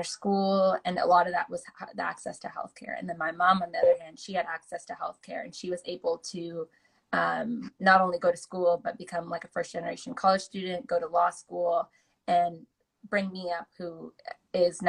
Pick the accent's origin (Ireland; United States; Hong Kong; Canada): United States; Oregon; also born or lived in California; my home state